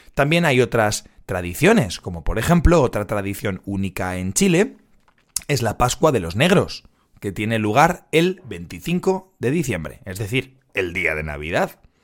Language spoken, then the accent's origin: Spanish; Madrid, Community of Madrid, Spain; yo soy de Madrid